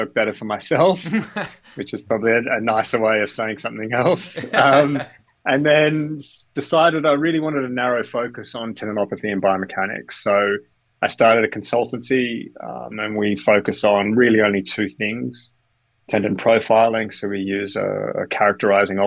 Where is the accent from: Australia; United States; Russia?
Australia; also born or lived in Canada; now in London, United Kingdom; I was born in Canada, grew up in Australia, educated in Australia, and live in London with my young family